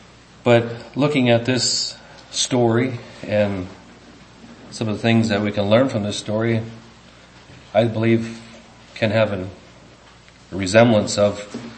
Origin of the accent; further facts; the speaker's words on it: England, United Kingdom; guess if you know Dutch, there must be some adjectives that you can express in there that, for me as an Englishman, I don't get.